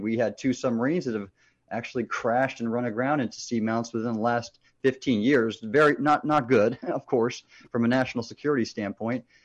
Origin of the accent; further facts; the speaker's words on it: Southern California, United States; I grew up in Southern California